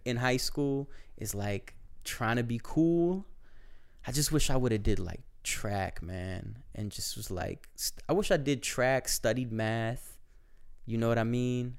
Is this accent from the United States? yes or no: yes; Florida, United States; moved away